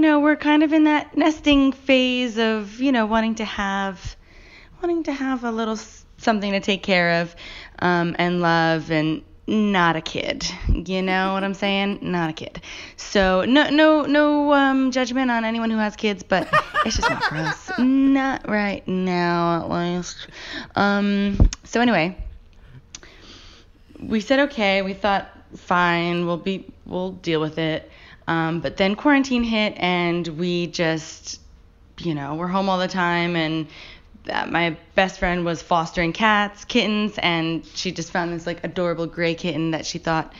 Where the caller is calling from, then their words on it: New York City, New York, United States; also born or lived in Australia; I'm calling from Brooklyn, New York.